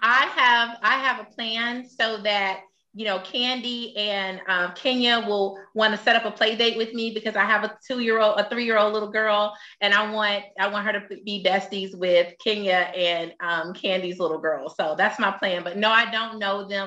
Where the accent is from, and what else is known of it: Atlanta, Georgia, United States; born or raised there